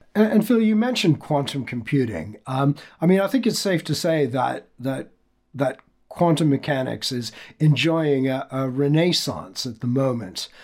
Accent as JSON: {"language": "English", "country": "Canada", "said": "as a Canadian who grew up in the 1970s"}